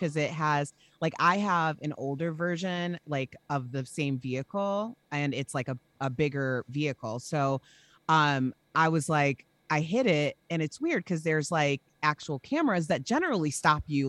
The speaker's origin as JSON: {"language": "English", "town": "Chicago", "region": "Illinois", "country": "United States", "said": "we're from Chicago."}